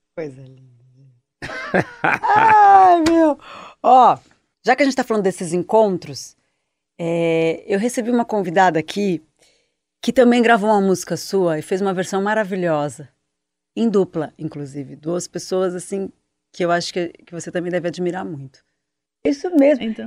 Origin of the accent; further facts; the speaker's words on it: São Paulo, Brazil; eu, que sou daqui de São Paulo